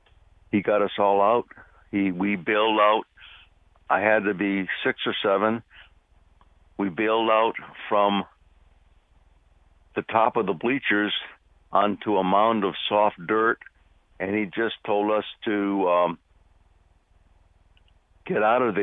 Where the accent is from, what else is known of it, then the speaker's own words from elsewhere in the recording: Bloomfield, United States; I grew up in Bloomfield.